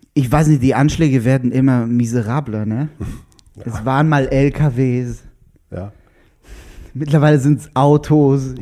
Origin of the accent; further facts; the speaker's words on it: Israel; German is a second language; also born or lived in Lauchau, Germany; now in Berlin, Germany; Dann war ich Israeli, dann war ich auch noch Jude.